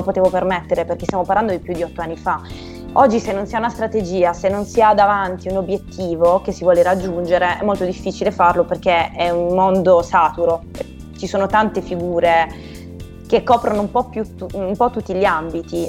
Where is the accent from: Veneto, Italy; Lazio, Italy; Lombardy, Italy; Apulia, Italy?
Apulia, Italy; Bari; io vivendo a Bari